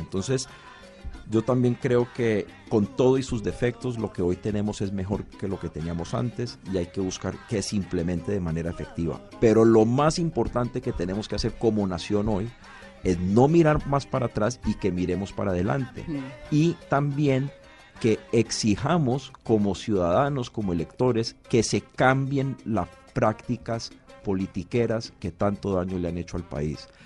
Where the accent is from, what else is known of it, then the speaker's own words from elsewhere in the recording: Cali, Valle del Cauca, Colombia; moved away; yo como caleño